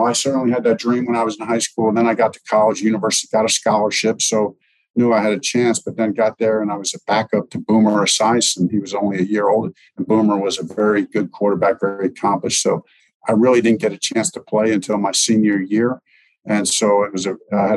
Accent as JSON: {"language": "English", "town": "Lebanon", "region": "Pennsylvania", "country": "United States", "tie": "born or raised there", "also_born_or_lived": "Long Island, New York", "moved": "as an adult", "lives_now": "Indianapolis, United States", "said": "was born in Long Island, just lived there for a very short time before my parents moved to Lebanon, PA"}